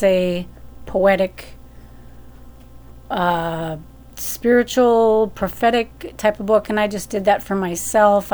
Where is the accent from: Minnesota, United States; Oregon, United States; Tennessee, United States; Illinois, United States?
Minnesota, United States; moved away; also born or lived in Fargo, North Dakota; I'm from Minnesota.